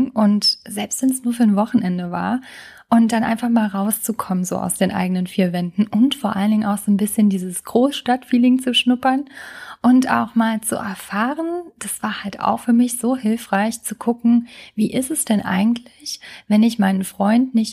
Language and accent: German; Trier, Rhineland-Palatinate, Germany; als ich in meiner alten Heimat in Trier lebte und was auch für eine lange Zeit echt gut war.